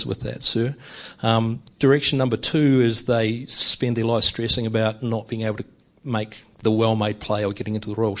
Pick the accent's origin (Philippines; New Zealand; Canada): New Zealand; I'm originally from New Zealand